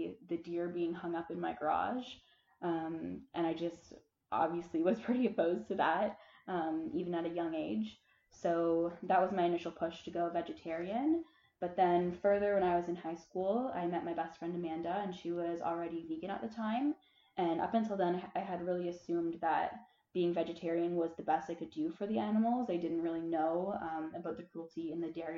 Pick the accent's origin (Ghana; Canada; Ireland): Canada; Muskoka, Ontario; moved away as an adult; now in Prince Edward Island, Canada; I'm from Muskoka, Ontario, but I'm currently on Prince Edward Island right now studying biology at university